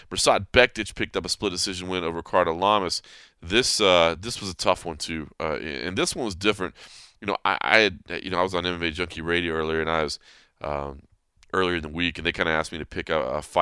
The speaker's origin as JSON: {"language": "English", "town": "Dallas", "region": "Texas", "country": "United States", "tie": "born or raised there", "said": "Dallas, my hometown."}